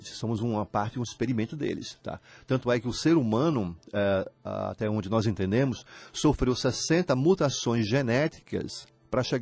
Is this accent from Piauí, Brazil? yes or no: yes; União, Piauí, Brazil; Tiago, eu sou de União, mas não sabia